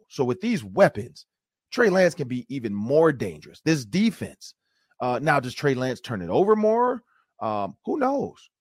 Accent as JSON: {"language": "English", "town": "Detroit", "region": "Michigan", "country": "United States", "moved": "as an adult", "lives_now": "Minnesota, United States", "said": "I'm from Detroit"}